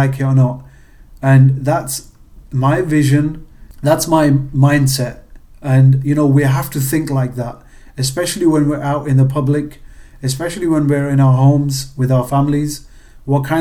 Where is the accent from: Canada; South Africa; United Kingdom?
United Kingdom; England; accent: British; moved away as an adult; also born or lived in Pakistan (ancestry); now in United States; with being British and moving to America, my accent was definitely a conversation starter